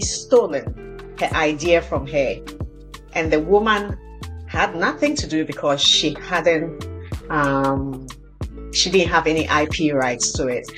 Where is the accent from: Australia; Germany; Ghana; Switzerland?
Ghana; now in Canada; I grew up in Ghana